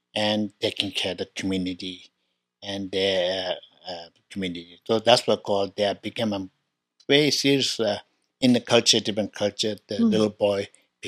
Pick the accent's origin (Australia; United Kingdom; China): China; Tibet; moved away; I was born in Tibet, 1954